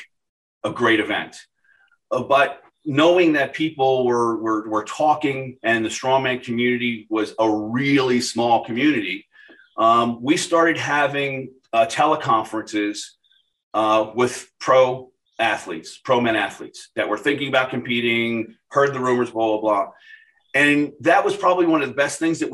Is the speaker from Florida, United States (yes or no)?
yes; Boca Raton, Florida, United States; my hometown here in Boca